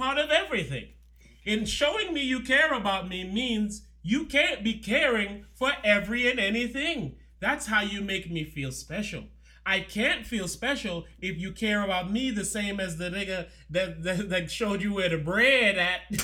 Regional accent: U.S. Virgin Islands; I'm from St. Thomas. I get the accent.

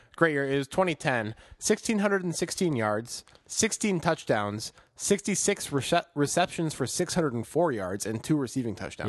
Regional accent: Chicago, Illinois, United States; as a Chicagoan, in my soul

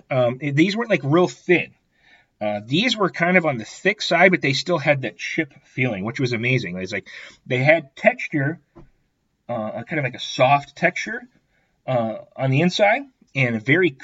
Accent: Iowa, United States; I grew up in Iowa.

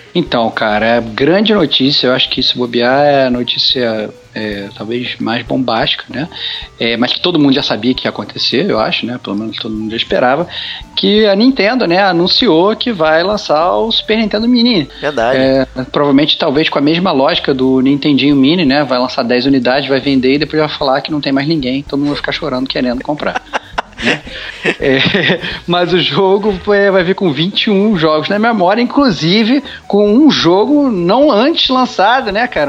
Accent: Brazil; como, como brasileiros

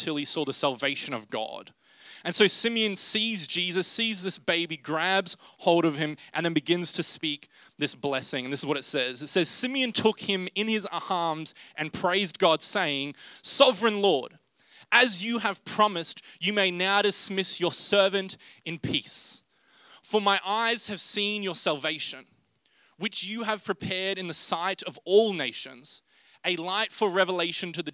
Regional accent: Rockhampton, Queensland, Australia; I'm from Rockhampton

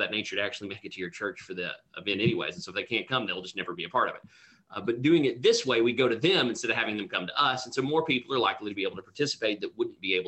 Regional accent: United States; accent: hillbilly; now in Houston, United States; growing up where I grew up, English was somewhat of a second language for us. I spoke hillbilly. It's my first language

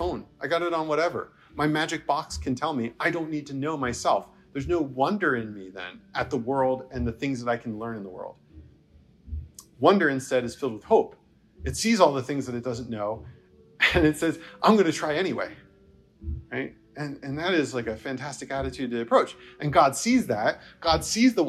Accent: New Jersey, United States; moved away as an adult; also born or lived in the South / the Midwest; growing up in New Jersey

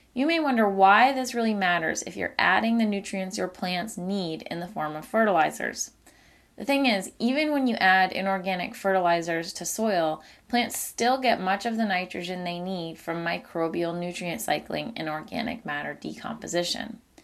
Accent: Maine, United States; In Maine, my home state

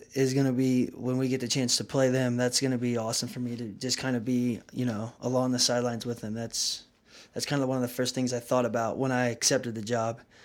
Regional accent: Canton, United States; growing up in Canton, we got to play Navukalusan High School

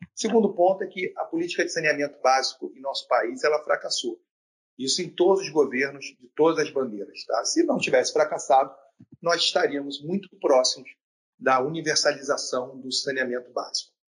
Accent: Rio de Janeiro, Brazil; Eu sou da região sudeste, sou do Rio de Janeiro

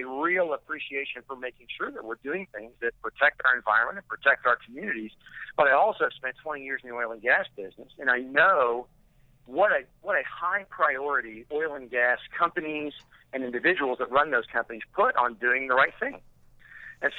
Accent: Irving, Texas, United States; I grew up in Irving, and there are several active faults running through Irving

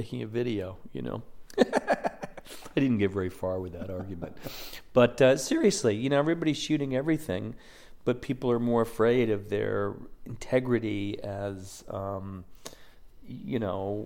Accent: Midwest, United States; moved away as an adult; also born or lived in rural New York / San Francisco; now in New York, United States; I grew up in the Midwest, went to school in rural New York, but then moved to San Francisco and then I moved to New York

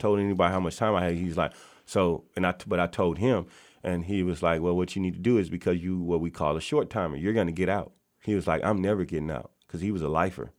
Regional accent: Natchez, Mississippi, United States; now in Kent, Washington, United States; I am born and raised in Natchez, Mississippi

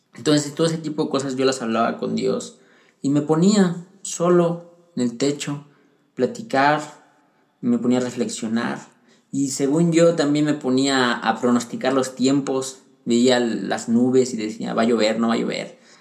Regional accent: Pachuca, Hidalgo, Mexico; also born or lived in Puebla; cuando yo crecí en Pachuca Hidalgo

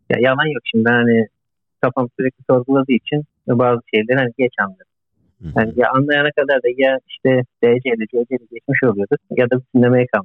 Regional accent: Izmir, Turkey; moved away as an adult; also born or lived in Demirci, Manisa; Soy ismim Bursa'da. Manisa Demirci doğumluyum. İzmir'de okudum. Yaklaşık 2 yaşından beri İzmir'de büyüdüm.

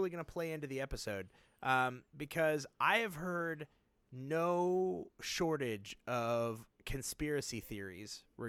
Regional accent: Nashville, Tennessee, United States; I love my hometown of Nashville, and it was some of the most devastating photos I've ever seen.

